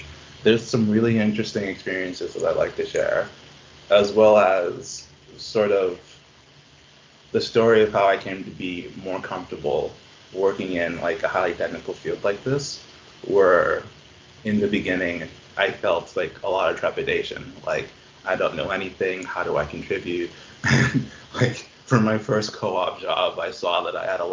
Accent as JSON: {"language": "English", "country": "Bahamas", "moved": "yes", "lives_now": "Halifax, Canada", "said": "I'm from the Bahamas"}